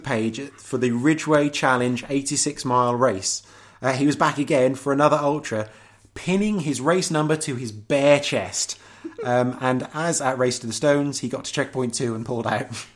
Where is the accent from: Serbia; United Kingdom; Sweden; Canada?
United Kingdom; Norwich, East of England; I'm from fucking Norwich, not the East Midlands.